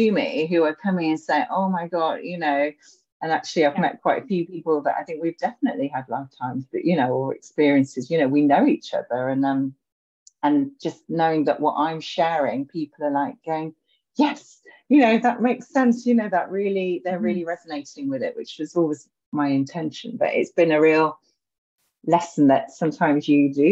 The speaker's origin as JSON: {"language": "English", "town": "Edinburgh", "region": "Scotland", "country": "United Kingdom", "tie": "born or raised there", "said": "I was born in Edinburgh, so I've got a really strong connection to the city."}